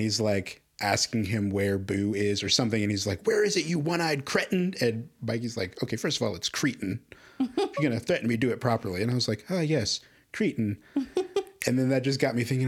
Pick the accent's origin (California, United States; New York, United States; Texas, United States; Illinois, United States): Illinois, United States; Chicago; moved away as an adult; now in Las Cruces, United States; I grew up in Chicago my life